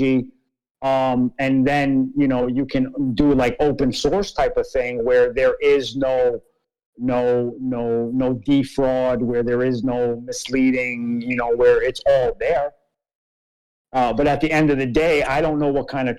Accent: New York, United States; I was born in New York, so my nationality

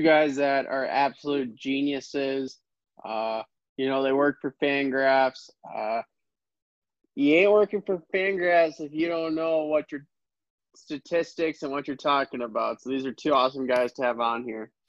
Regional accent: Arizona, United States; Growing up in Arizona, where we have a bunch of fake Dodgers fans that live in Arizona, I'm five hours away from Los Angeles

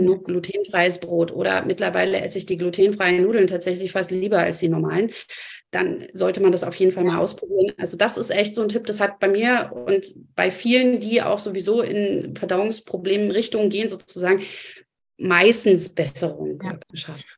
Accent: Germany; bei uns in Deutschland

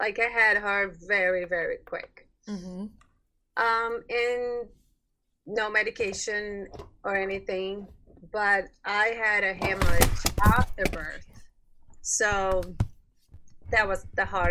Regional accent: Brazil; moved away as an adult; now in United States; I'm from Brazil

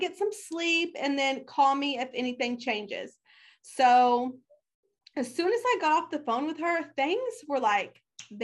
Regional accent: Oklahoma, United States; now in Texas, United States; I am from Oklahoma. I currently live in Texas

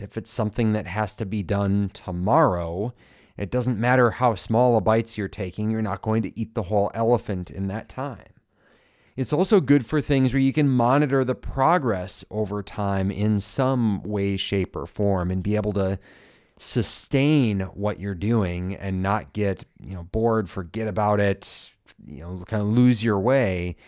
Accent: Minnesota, United States; As a Minnesotan

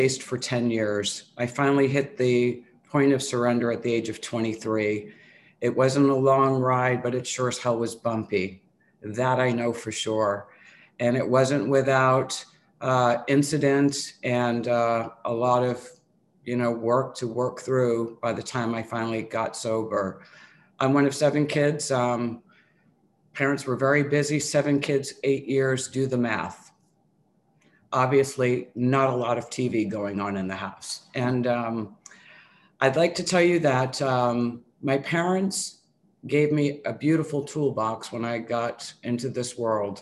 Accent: New Bedford, Massachusetts, United States; moved away; also born or lived in New York; I grew up outside of Boston in a really small town called New Bedford, Mass. I'm originally from New York. And for 7-8 years, I lived in this small, old, it was an old manufacturing town.

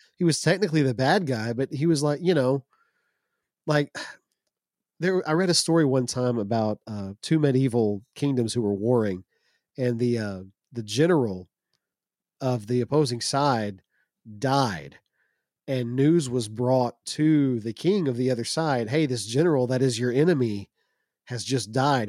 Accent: United States; As an American

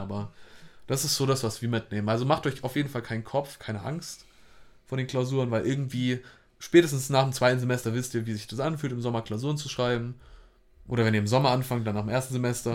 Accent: Hamburg, Germany; ich komme auch aus Hamburg

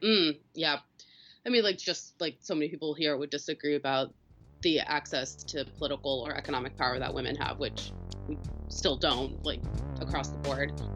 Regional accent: Missouri, United States; also born or lived in Michigan; I'm from Missouri currently live here, but uh, am going to school in Michigan

